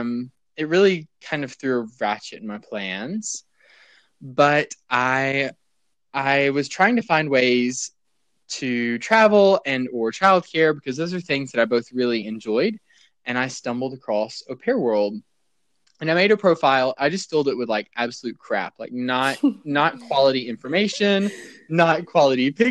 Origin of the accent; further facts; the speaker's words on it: Rome, Georgia, United States; moved away as an adult; now in Seville, Spain; originally I'm from a small town in North Georgia called Rome.